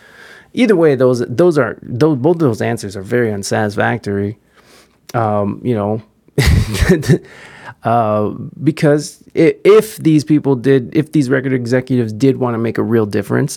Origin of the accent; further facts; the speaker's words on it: Chicago, Illinois, United States; while my hometown of Chicago is often perpetuated as the poster child for violence in modern time